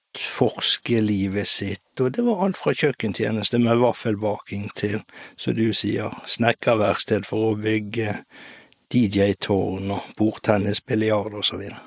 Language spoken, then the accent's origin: Norwegian; Bergen, Vestland, Norway; Opprinnelig så er jeg født og oppvokst på Hop